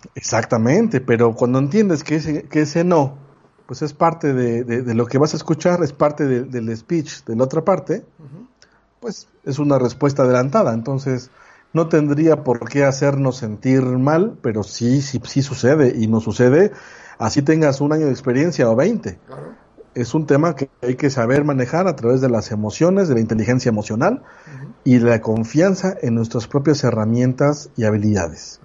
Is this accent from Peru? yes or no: no; Mexico; mexicano, 40 años